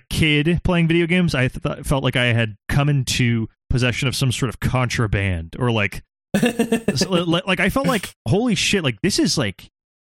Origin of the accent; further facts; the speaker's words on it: Southern California, United States; I'm from Southern California. That's our game